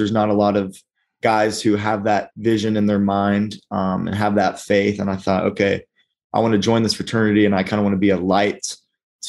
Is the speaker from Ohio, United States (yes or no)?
no; Argyle, Texas, United States; moved away as an adult; also born or lived in Arkansas; I am from Argyle, Texas.